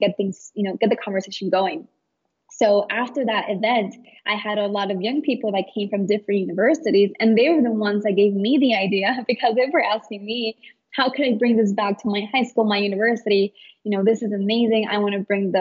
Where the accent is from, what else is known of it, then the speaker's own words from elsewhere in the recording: Chicago, Illinois, United States; I grew up in Chicago, right, I'm a total city girl